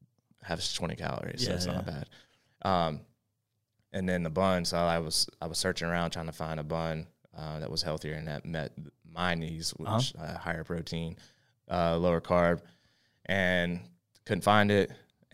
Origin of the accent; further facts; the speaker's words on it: West Virginia, United States; now in Charlotte, United States; From West Virginia originally.